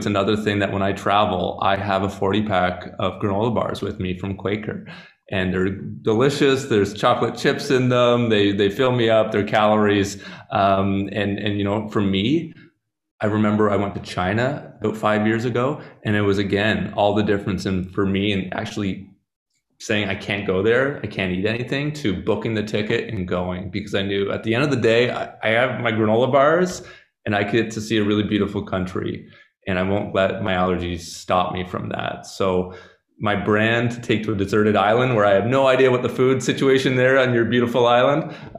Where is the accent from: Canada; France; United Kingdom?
Canada; now in Slovenia; because I come to Slovenia from Canada